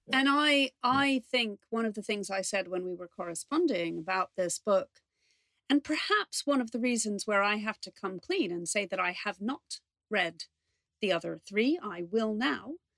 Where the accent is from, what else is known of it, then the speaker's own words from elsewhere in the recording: New York, United States; now in London, United Kingdom; I grew up in New York